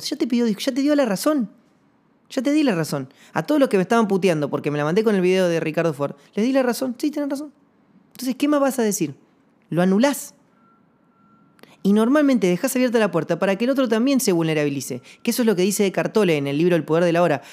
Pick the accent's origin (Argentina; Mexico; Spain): Argentina; Comodoro Rivadavia, Chubut; yo soy de Comodoro Rivadavia